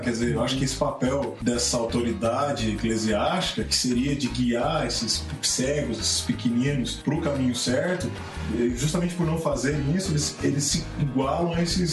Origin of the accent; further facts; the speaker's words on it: Brazil; nós como brasileiros